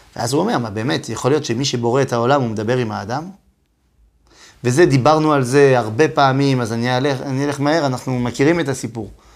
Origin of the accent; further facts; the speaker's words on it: Metz, Grand Est, France; moved away; אני בא ממץ, נכון? זה עיר, זה עיר בצפון מזרח צרפת